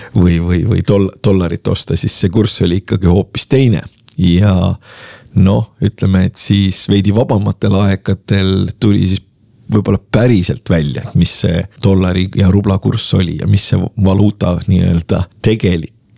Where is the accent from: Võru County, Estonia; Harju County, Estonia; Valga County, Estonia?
Harju County, Estonia; Tallinn; ma olen äh, Lasnamäelt pärit